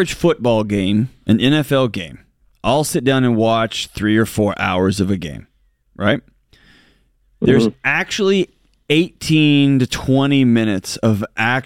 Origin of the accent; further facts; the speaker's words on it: West Texas, United States; I'm from West Texas